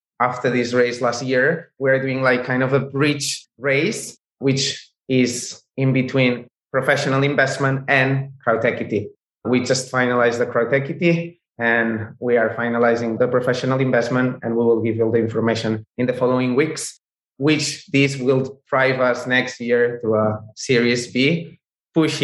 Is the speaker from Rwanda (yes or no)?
no; Barcelona, Catalonia, Spain; we are from Barcelona. We are from Spain.